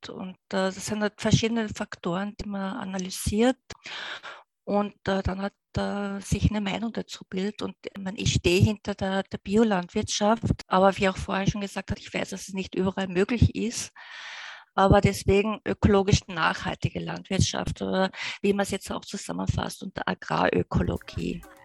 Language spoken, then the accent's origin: German; Austria; wir als Österreicher